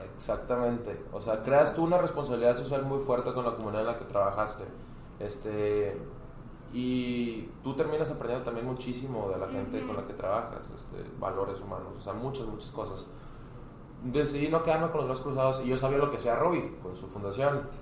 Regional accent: Hermosillo, Sonora, Mexico; moved away as an adult; now in Monterrey, Mexico; yo soy de Hermosillo, Sonora. Este, yo me vine por acá, para Monterrey, hace cuatro años casi.

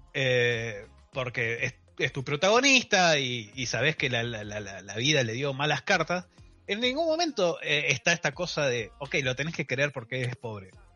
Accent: Argentina; soy un argentino

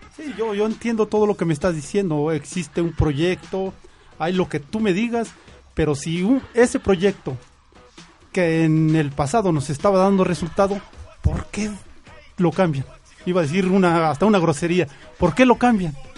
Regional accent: Mexico; como mexicanos

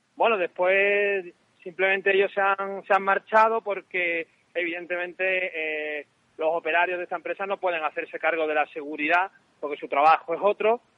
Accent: Málaga, Andalusia, Spain; yo soy malagueño

